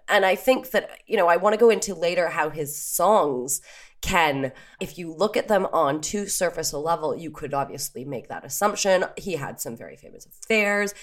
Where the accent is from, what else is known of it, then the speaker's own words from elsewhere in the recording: Canada; moved away; also born or lived in Paris; we're Canadian